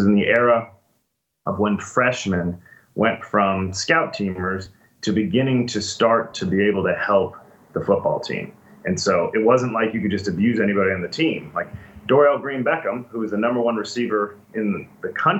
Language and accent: English; St. Louis, Missouri, United States; I was from St. Louis.